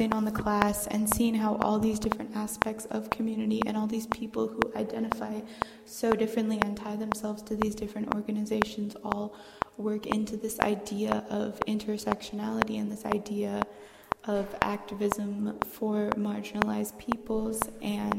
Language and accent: English; Houston, Texas, United States; I'm from Houston, Texas